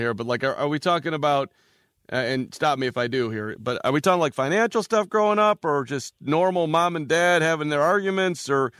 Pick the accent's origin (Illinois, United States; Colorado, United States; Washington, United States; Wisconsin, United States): Illinois, United States; Chicago; I grew up in Chicago, Cade, so I was 11 years old when MJ was a rookie.